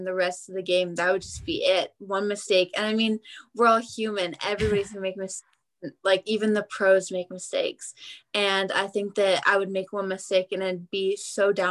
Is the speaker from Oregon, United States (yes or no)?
yes; Beaverton, Oregon, United States; I am from Beaverton, Oregon, which is just outside of Portland